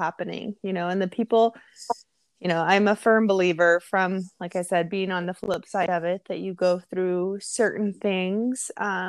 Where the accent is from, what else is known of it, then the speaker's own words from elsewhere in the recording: Seattle, Washington, United States; I grew up in Seattle